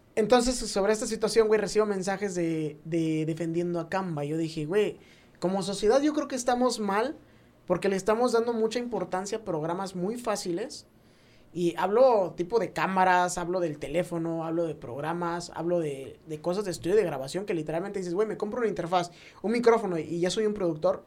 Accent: Mexico; uno como mexicano

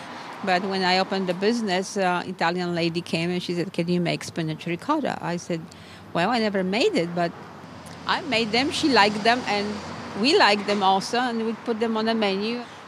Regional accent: Poland; now in United States; I am originally from Poland, but living in this country for a bigger part of my life.

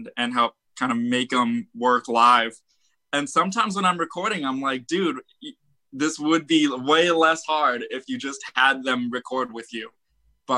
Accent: Arizona, United States; we're from Arizona.

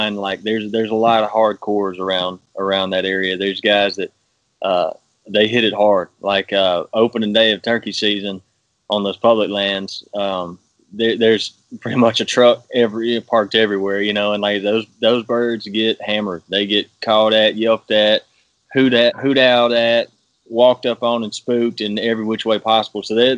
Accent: Mississippi, United States; from Mississippi originally. I grew up probably like half an hour from the Primos headquarters

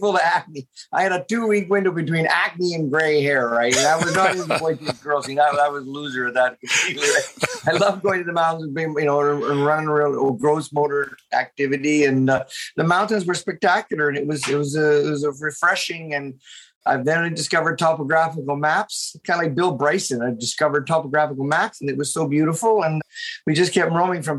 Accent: Lethbridge, Alberta, Canada; moved away; also born or lived in Ontario; I'm actually a prairie kid. I grew up in Southern Alberta, Lethbridge

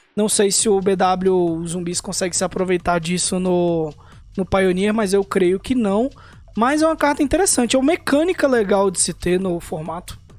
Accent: Brazil; a gente é brasileiro

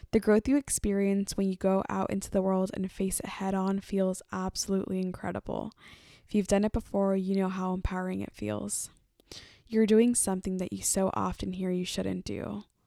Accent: Oakland, California, United States; I am a Mexican-American woman who was born and raised in Oakland, California

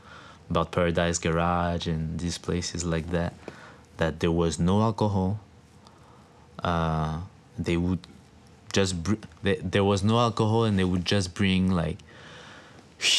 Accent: France; moved away; in France, like, there's a club in my hometown that plays really good house music

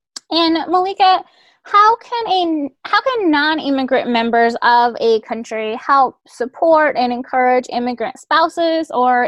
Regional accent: Midwest, United States; We're headed to Wisconsin for a wedding, but we're both from the Midwest.

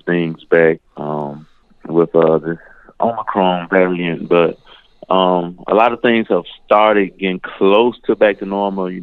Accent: Memphis, Tennessee, United States; I'm from Memphis

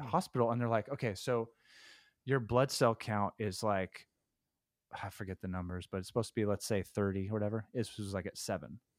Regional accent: Stockton, California, United States; I was born in Stockton

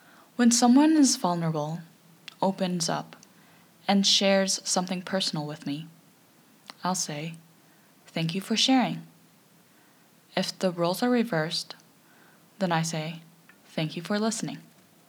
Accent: Canada; As a Canadian myself

